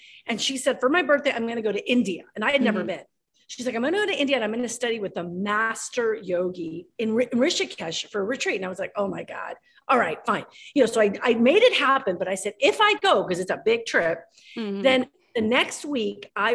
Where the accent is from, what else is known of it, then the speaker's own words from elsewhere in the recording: Ecuador; moved away; I'm from Ecuador